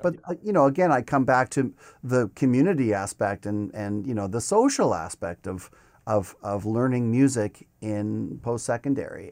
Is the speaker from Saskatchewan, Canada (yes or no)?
yes; Regina, Saskatchewan, Canada; moved away as an adult; also born or lived in Montreal; now in Toronto, Canada; after my first year of my undergrad, I went back to Regina for that summer.